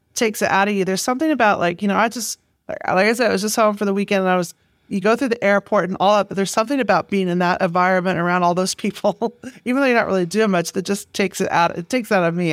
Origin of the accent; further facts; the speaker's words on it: Manhattan, Kansas, United States; moved away as an adult; now in New York, United States; I grew up in in Kansas